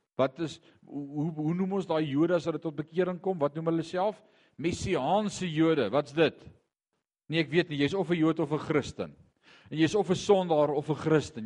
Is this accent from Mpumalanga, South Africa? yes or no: yes; Eastern Transvaal, Mpumalanga, South Africa; also born or lived in Barberton / Ermelo; ons het in Indrina gebly vandat ek 6 jaar oud is, ek het graad 7 of standaard 5 dae gemaak